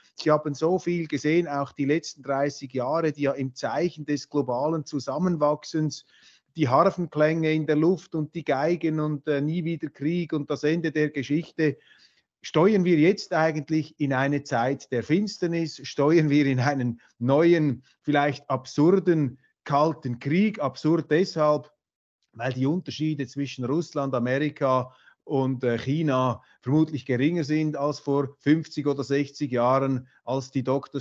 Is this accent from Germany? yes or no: no; Switzerland; Ich bin ja Schweizer